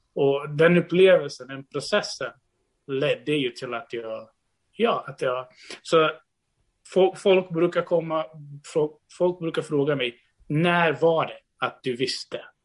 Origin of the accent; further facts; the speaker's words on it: Brazil; now in Sweden; jag är född och uppvuxen i Brasilien innan jag flyttade till Sverige